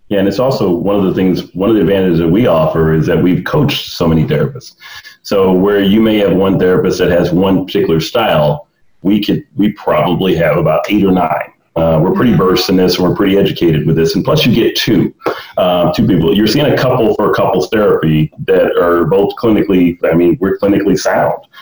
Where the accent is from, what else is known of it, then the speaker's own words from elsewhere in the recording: the South, United States; growing up in the South